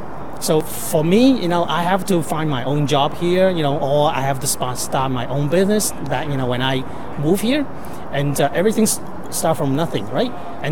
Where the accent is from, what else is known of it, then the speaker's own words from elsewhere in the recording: Canada; As a Canadian, then we have the freedoms to speak about our own mind